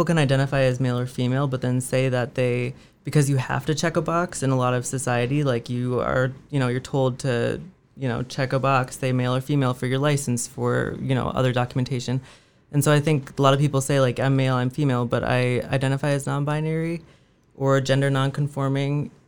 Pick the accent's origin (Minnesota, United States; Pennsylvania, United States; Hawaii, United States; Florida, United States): Minnesota, United States; Minneapolis; I'm from the Twin Cities area, Minneapolis.